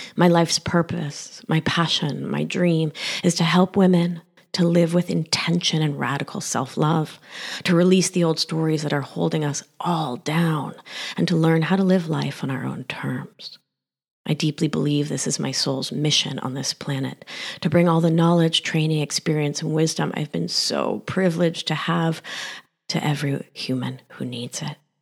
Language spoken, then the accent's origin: English; Rhode Island, United States; accent: thick Argentine accent; also born or lived in Mar del Plata, Argentina / West Philadelphia; Growing up in the great state of Rhode Island was lonely